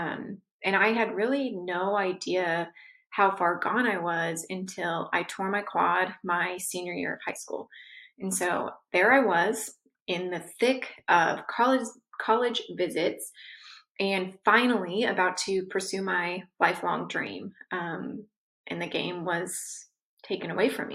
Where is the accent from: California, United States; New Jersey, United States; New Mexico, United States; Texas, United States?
California, United States; Southern; I was born and raised in Southern California.